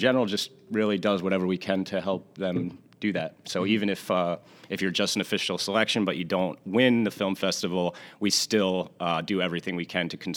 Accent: Long Branch, New Jersey, United States; I was born in Long Branch, so grew up a local Jersey Shore boy

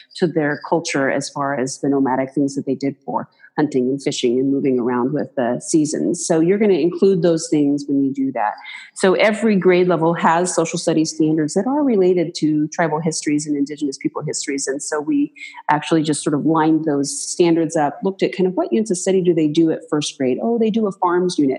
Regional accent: Moses Lake, Washington, United States; now in Pendleton, United States; I grew up in Moses Lake, uh, Washington

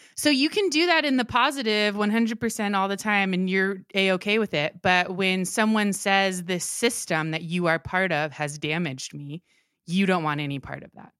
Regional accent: Maryland, United States; one of the churches where, that we went to when I grew up in Maryland

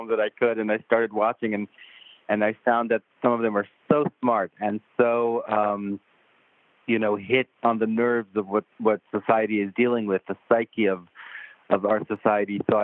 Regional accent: Israel; moved away as an adult; also born or lived in Tel Aviv; I'm from Israel originally

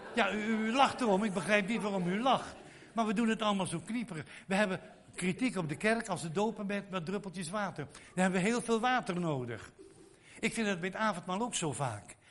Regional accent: Netherlands; ons, onze mentaliteit als Nederlanders

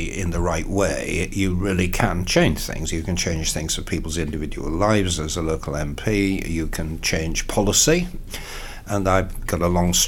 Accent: York, Yorkshire and the Humber, United Kingdom; moved away; I did in the 80s stand twice in York, which is my hometown

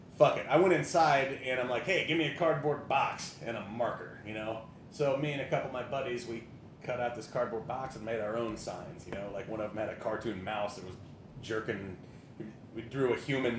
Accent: Lee's Summit, Missouri, United States; my hometown of Lee Summit

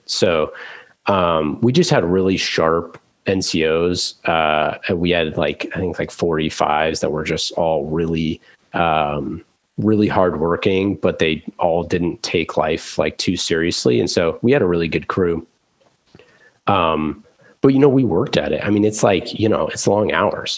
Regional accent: Oakland, California, United States; growing up in Oakland

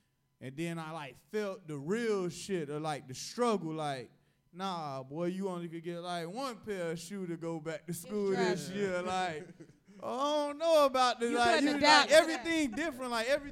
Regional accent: Miami, Florida, United States; I was born in Liberty City

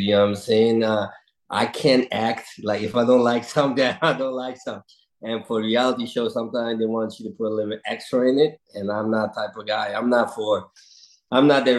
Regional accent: Curaçao; born or raised there

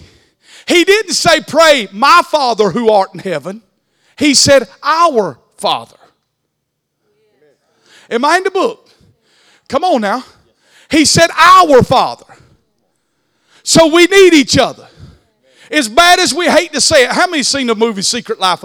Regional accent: the South, United States; accent: country; I speak country. But God chose me knowing how country I am and how country I speak. And he had enough wisdom not to send me to New York City. He left me in the South

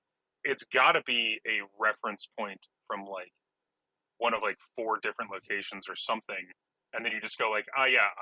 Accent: Connecticut, United States; Connecticut myself

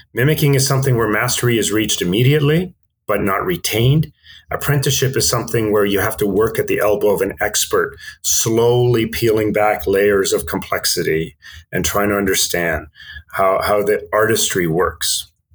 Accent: Vancouver, British Columbia, Canada; also born or lived in Stockholm, Sweden; I grew up in Vancouver uh, from the age of eight, but prior to that, I grew up in Stockholm in Sweden

